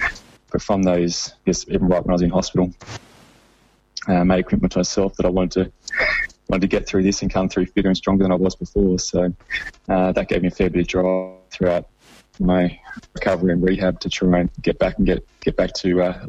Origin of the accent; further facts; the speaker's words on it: Sydney, New South Wales, Australia; I'd done a lot of growing up in Sydney